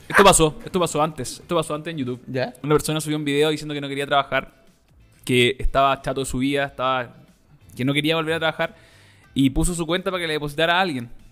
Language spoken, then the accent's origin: Spanish; Chile; nosotros como latinos, ¿cachai? Chileno